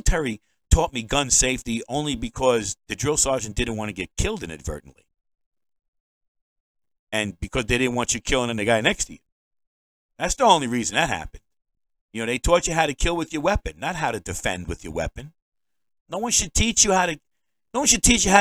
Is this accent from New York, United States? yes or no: yes; New York, United States; now in Maine, United States; I'm a New Yorker.